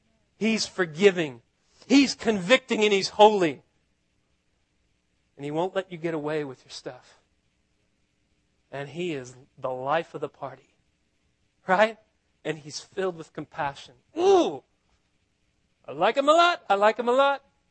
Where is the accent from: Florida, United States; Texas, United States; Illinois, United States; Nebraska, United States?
Texas, United States; Austin; I'm from Austin